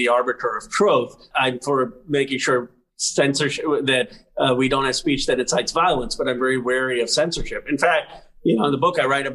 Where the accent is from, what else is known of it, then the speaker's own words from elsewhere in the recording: Philadelphia, Pennsylvania, United States; I was born in Philadelphia in 1976